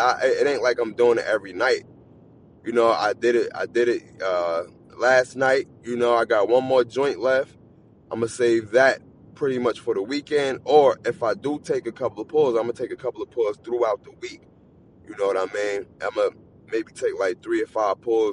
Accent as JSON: {"language": "English", "region": "New Jersey", "country": "United States", "said": "I'm not from Philly. I'm from Jersey"}